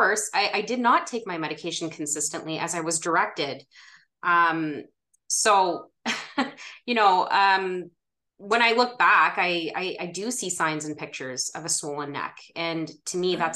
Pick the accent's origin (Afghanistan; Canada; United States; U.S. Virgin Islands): Canada; Ottawa, Ontario; I was born and raised in Ottawa, Ontario, and I still live here